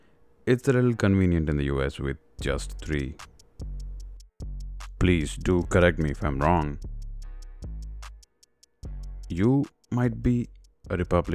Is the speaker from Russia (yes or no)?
no; India; moved away as an adult; now in United States; As an Indian, it's mind-blowing how much American politics is getting closer and closer to Indian politics during the 90s and early 2000s. While growing up, we always looked up to the US